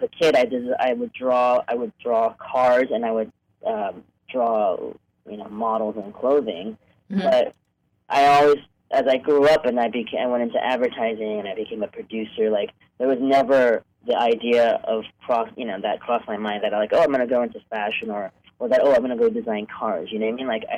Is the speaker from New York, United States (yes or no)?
yes; New York, United States; moved away as an adult; also born or lived in Hong Kong; now in Los Angeles, United States; I was born in Hong Kong, but I grew up in New York and moved to L.A. for college in 1993